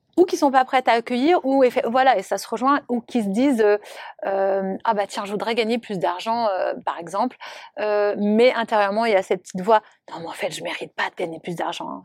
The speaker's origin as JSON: {"language": "French", "country": "Monaco", "tie": "born or raised there", "said": "je suis originaire de Monaco"}